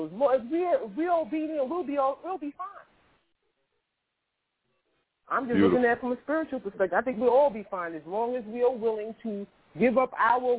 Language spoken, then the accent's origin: English; New York City, New York, United States; I was born in Harlem Hospital in New York City. I grew up in public housing. I grew up in Queensbridge.